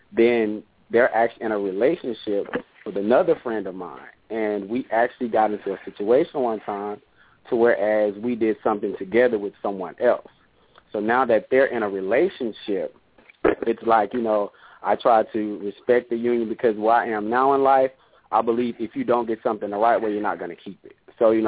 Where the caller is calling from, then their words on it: Houston, Texas, United States; also born or lived in a rural town; I'm calling from Houston, Texas.